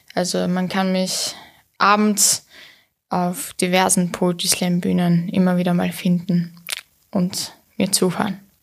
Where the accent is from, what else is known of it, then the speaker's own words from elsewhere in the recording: Vienna, Austria; also born or lived in Istanbul, Turkey; ich bin in Wien aufgewachsen